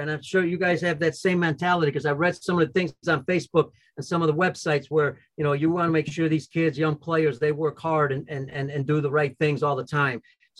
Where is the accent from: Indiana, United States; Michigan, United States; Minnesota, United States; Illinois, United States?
Illinois, United States; Chicago; I'm from Chicago and I grew up here.